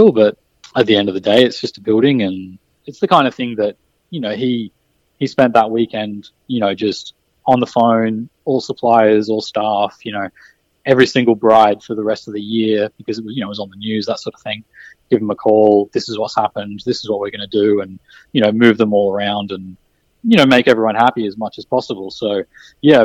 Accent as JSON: {"language": "English", "town": "Byron Bay", "region": "New South Wales", "country": "Australia", "tie": "born or raised there", "also_born_or_lived": "Brisbane", "moved": "as an adult", "said": "growing up in Byron Bay"}